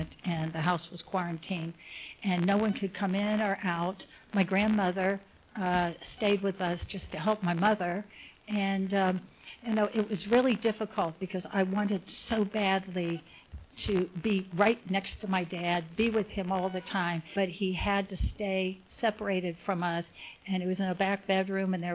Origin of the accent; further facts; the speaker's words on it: Cincinnati, Ohio, United States; now in Laguna Woods, United States; I grew up in Cincinnati